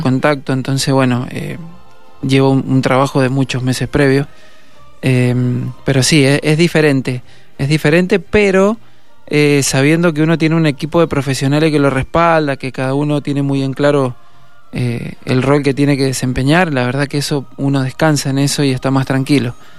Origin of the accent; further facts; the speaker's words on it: Las Heras, Mendoza, Argentina; Yo soy de Las Heras.